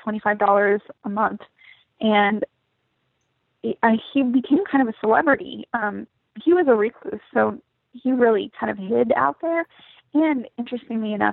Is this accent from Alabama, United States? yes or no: no; Bellingham, Washington, United States; also born or lived in Sedro-Woolley, Washington; I grew up in Cedar Woolley in Bellingham